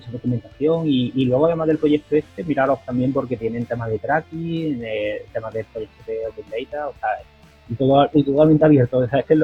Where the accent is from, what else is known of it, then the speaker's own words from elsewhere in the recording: Andalusia, Spain; soy, aquí de Andalucía